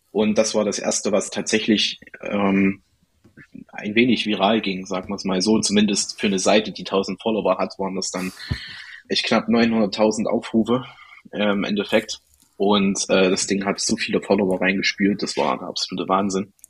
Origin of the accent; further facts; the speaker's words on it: Erfurt, Thuringia, Germany; ich komme aus Erfurt, aus Thüringen.